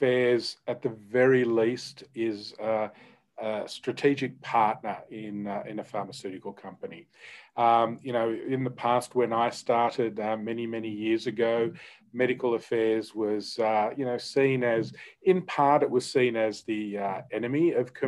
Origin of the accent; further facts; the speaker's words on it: Australia; accent: Australian; I am Australian, which hopefully people can tell from my accent